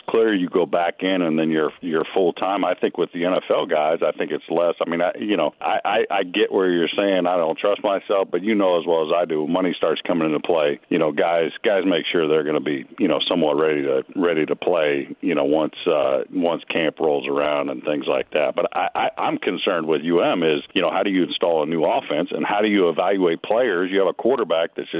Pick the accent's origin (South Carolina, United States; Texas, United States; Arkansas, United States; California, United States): California, United States; now in Florida, United States; I grew up in California